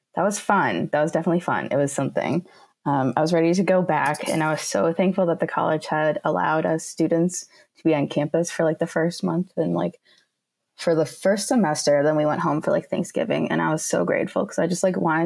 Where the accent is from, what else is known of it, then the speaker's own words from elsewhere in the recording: St. Paul, Minnesota, United States; also born or lived in India; I grew up in St. Paul, attended private Catholic